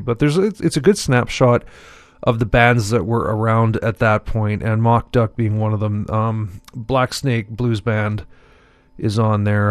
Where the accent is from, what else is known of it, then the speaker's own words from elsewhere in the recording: Montreal, Quebec, Canada; when I was growing up in Montreal